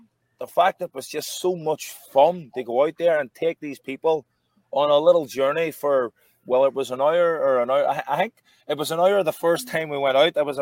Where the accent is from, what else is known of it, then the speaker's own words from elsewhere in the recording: Derry, Northern Ireland, United Kingdom; I was from Derry City, which isn't that far up the road